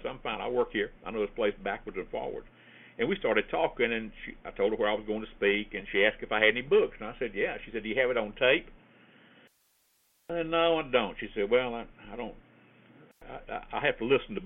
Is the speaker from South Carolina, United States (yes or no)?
yes; Columbia, South Carolina, United States; here in Columbia, my hometown, because that's the capital of South Carolina